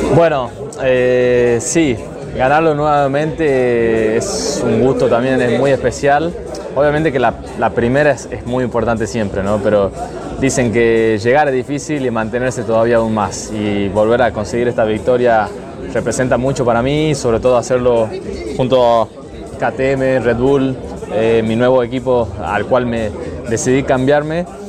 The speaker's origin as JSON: {"language": "Spanish", "country": "Argentina", "said": "Somos argentinos"}